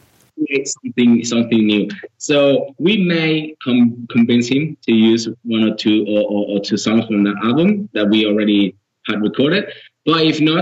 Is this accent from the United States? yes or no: no; Girona, Catalonia, Spain; we are from Girona, which is a different area